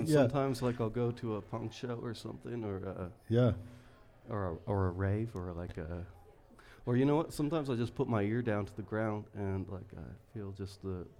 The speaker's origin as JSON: {"language": "English", "town": "Tri-Cities", "region": "Washington", "country": "United States", "tie": "born or raised there", "lives_now": "Ogden, United States", "said": "I lived my adolescence in the Tri-Cities."}